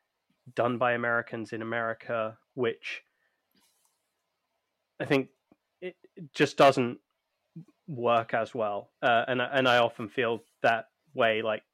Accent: United Kingdom; us being British

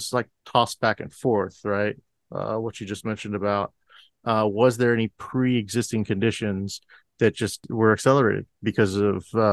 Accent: Florida, United States; growing up in Florida.

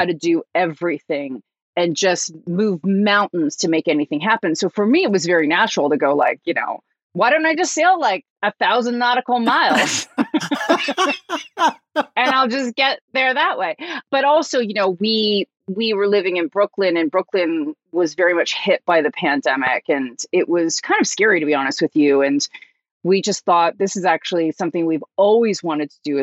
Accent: Hamilton, Ontario, Canada; now in United States; I'm from Hamilton

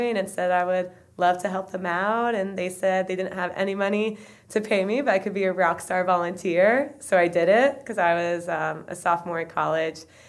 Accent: Rutland, Vermont, United States; I'm from Rutland, Vermont

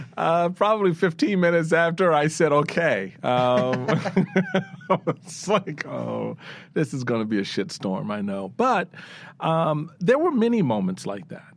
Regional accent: Washington, District of Columbia, United States; I come from the hood. I come from Eighth Street, Petworth.

